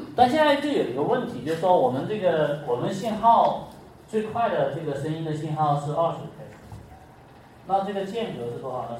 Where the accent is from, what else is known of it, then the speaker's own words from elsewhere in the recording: China; 像我们中国人，他有四声